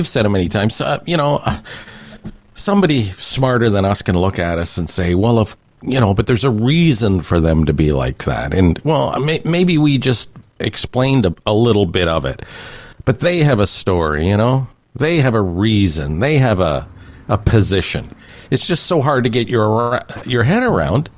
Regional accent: Canada; as a Canadian

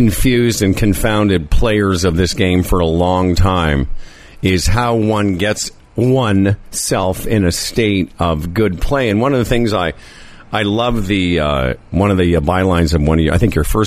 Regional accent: Saskatchewan, Canada; moved away as an adult; also born or lived in southern Ontario; now in Ontario, Canada; I come from Saskatchewan where the winters are way colder

